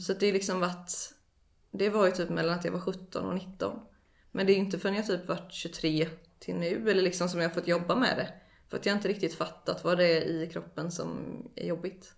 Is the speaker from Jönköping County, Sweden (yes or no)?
yes; Eksjö, Jönköping County, Sweden; jag är uppväxt i Eksjö.